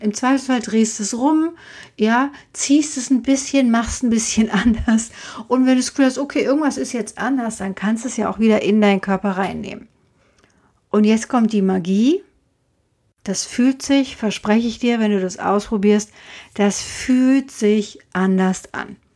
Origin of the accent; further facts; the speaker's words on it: Frankfurt, Hesse, Germany; also born or lived in Hintertaunus; als 13-Jährige alleine in Frankfurt weiter wohnen zu dürfen